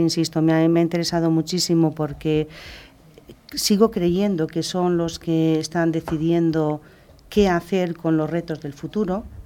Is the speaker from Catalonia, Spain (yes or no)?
no; Castile and León, Spain; nací en León